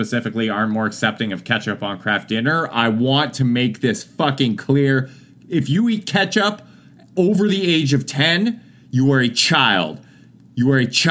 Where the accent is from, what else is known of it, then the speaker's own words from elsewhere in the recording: Salmon Arm, British Columbia, Canada; I used to regularly ride the Greyhound when I was in high school in Savin Arm.